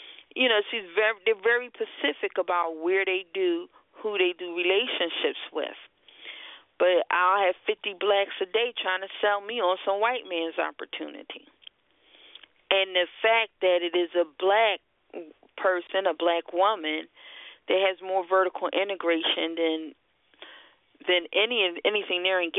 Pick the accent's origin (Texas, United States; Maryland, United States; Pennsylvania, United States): Pennsylvania, United States; Philadelphia; The Philadelphia Art Museum, I'm from Philadelphia, very well known.